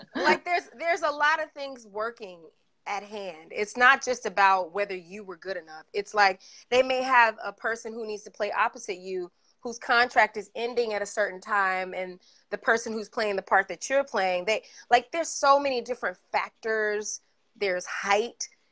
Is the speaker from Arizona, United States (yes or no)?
no; Atlanta, Georgia, United States; moved away; I grew up in Atlanta